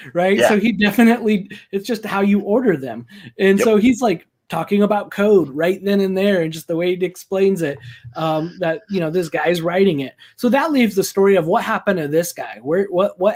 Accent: New Mexico, United States; also born or lived in Eastern Washington; now in Washington, United States; I grew up in New Mexico where Los Alamos and everything else was

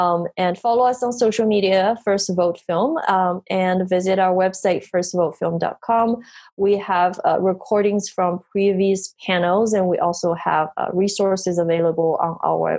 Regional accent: United States; which is actually in my hometown, DC, Maryland area.

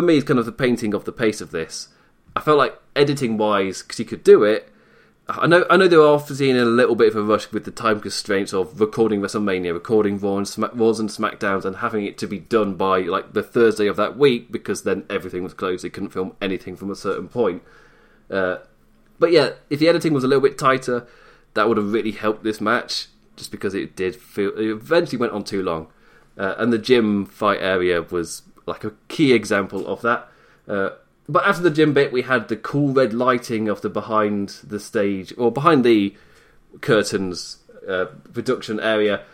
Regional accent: United Kingdom; I'm British overall

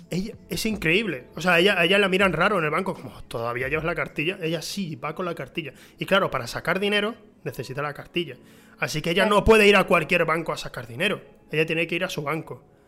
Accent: Huelva, Andalusia, Spain; also born or lived in San Juan del Puerto; yo crecí en Huelva, pero eh, en mi adolescencia fui a San Juan del Puerto, un pueblo que está a 10 kilómetros de Huelva

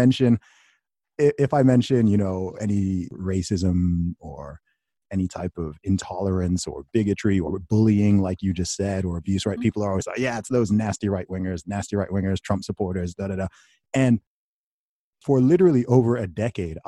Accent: United Kingdom; I'm saying this as a Brit, right? I'm overseas

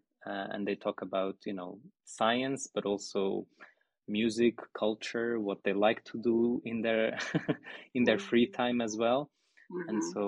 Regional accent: Portugal; moved away as an adult; also born or lived in Lisbon; now in Heidelberg, Germany; Yes, I'm from Portugal.

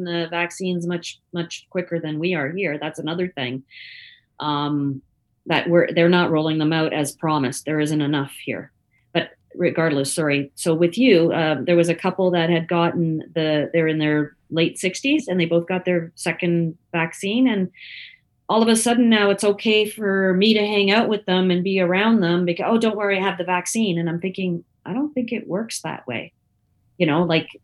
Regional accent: Canada; I'm a Canadian

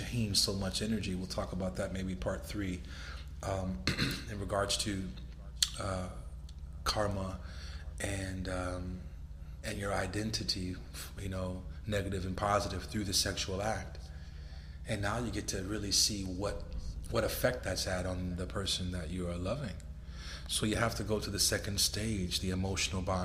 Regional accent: Los Angeles, California, United States; moved away as an adult; now in Miami Beach, United States; I'm living in Miami Beach, Florida now, and I'm from Los Angeles

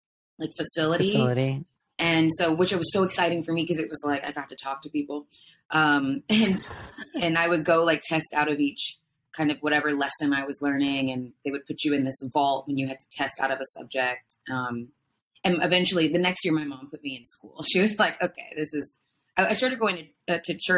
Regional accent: Jonesboro, Georgia, United States; moved away; I'm from a town called Jonesboro, and it was a great place to grow up.

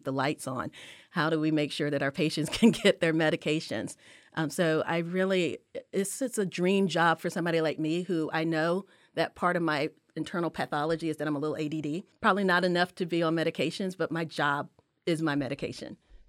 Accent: Durham, North Carolina, United States; born there; All of my blood is from South Carolina, even though I was born in Durham.

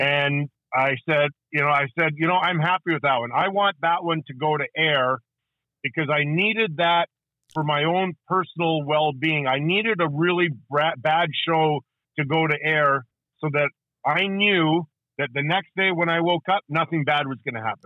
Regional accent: Edmonton, Alberta, Canada; as a kid growing up in Edmonton

